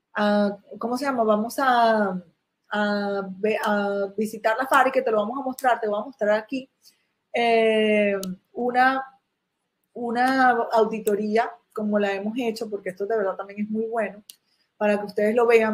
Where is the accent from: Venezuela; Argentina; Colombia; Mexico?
Venezuela; moved away as an adult; now in China; mi país natal, que era Venezuela